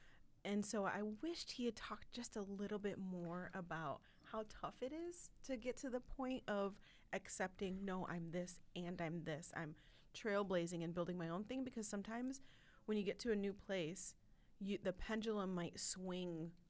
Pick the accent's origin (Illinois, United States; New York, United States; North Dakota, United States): Illinois, United States; Chicago; being a Chicagoan, being a Northsider, being a public school kid